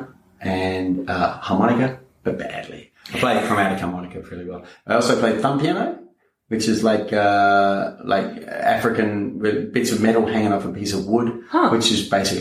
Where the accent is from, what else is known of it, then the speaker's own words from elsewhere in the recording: Canberra, Australian Capital Territory, Australia; also born or lived in Melbourne, Victoria; then we moved from Melbourne to Canberra, and around the corner from our house was the Farrens brothers